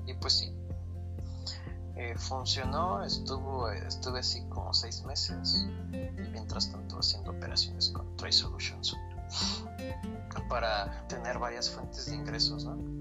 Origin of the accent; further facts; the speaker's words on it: Querétaro, Mexico; also born or lived in State of Mexico; soy un adoptado queretano mexiquense, o sea, aquí crecí desde mis siete años